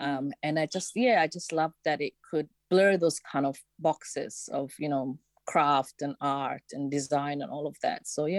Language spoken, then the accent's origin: English; Somalia; born there; moved away; I was born in Somalia, but I came in here as in 1993 as a refugee.